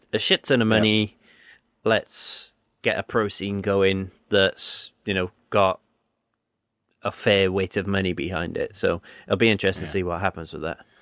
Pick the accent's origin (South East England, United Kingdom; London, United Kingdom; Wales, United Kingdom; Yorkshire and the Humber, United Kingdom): Wales, United Kingdom; There was very little Welsh taught in my school, and then it was like one lesson a week in high school